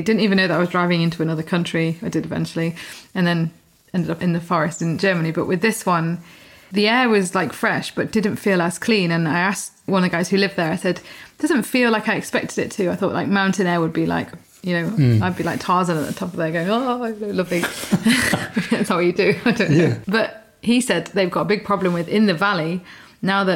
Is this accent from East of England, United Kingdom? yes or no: no; Peak District, East Midlands, United Kingdom; now in Kent, United Kingdom; when I was growing up in the Peak District